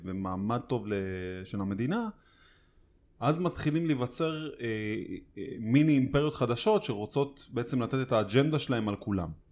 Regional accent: Tel Aviv, Tel Aviv District, Israel; בתור תל אביבי

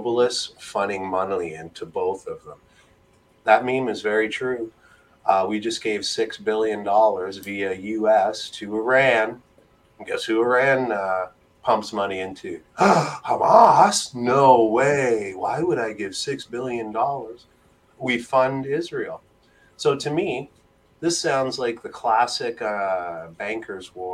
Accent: Mississauga, Ontario, Canada; also born or lived in Toronto; I'm from Ontario

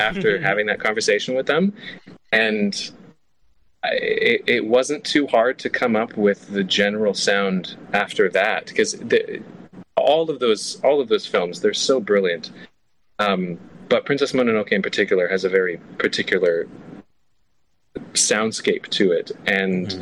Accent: Canada; also born or lived in Toronto; I'm Canadian. Uh, I live in Toronto, but I was in Vancouver.

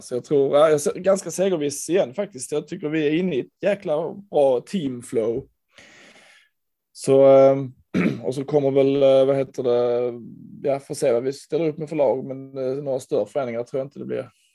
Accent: Landskrona, Skåne, Sweden; Jag växte upp i Landskrona

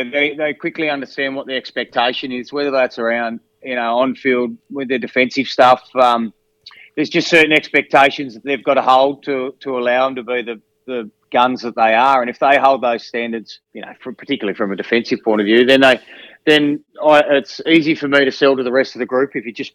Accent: Devonport, Tasmania, Australia; I guess I come from when I came from Devonport, the women's footy was pretty strong there, and they integrated really well where I come from.

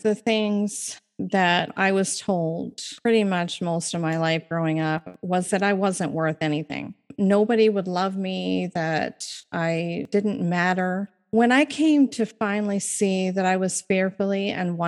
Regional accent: Maine, United States; I'm from Maine

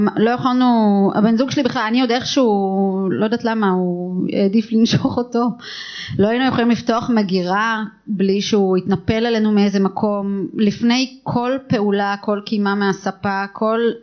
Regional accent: Israel; also born or lived in Tel Aviv / Hod HaSharon; אני גדלתי במושב

